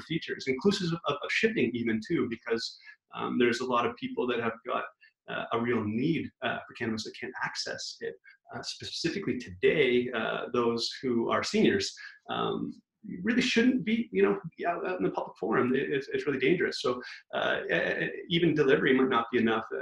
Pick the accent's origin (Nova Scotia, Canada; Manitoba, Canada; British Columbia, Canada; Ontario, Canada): British Columbia, Canada; Vancouver; also born or lived in Toronto; we're from Vancouver, uh, but we've been in Toronto for nearly five years